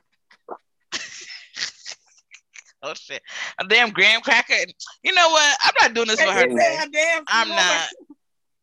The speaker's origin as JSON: {"language": "English", "country": "United States", "tie": "born or raised there", "said": "I would identify as African American because I was born here in America and my parents are African"}